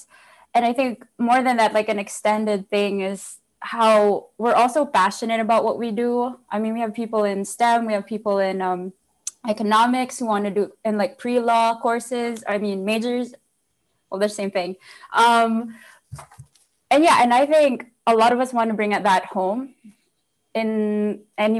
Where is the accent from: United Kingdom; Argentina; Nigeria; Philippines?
Philippines; moved away as an adult; now in United States; I grew up basically in Philippines, born and raised